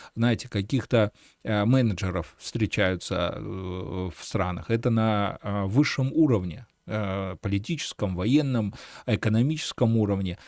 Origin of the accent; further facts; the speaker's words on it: Belarus; мы, белорусы